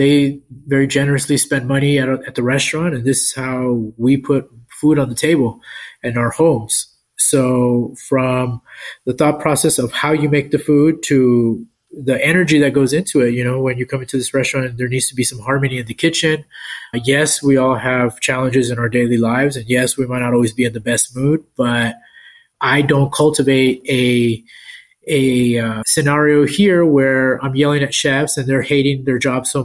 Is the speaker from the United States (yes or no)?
yes; El Paso, Texas, United States; now in San Antonio, United States; I grew up in El Paso